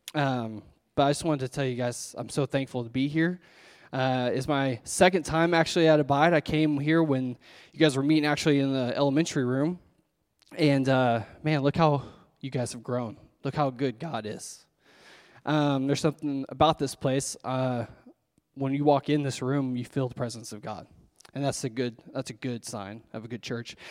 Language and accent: English; Owasso, Oklahoma, United States; now in Washington, Oklahoma, United States; I'm actually from Owasso, born and raised in Owasso